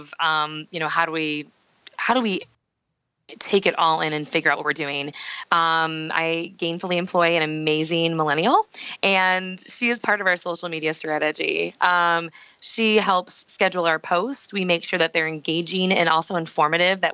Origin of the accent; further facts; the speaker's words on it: Michigan, United States; we work all over the state of Michigan, but my hometown had to be the place where the people understood what I did the best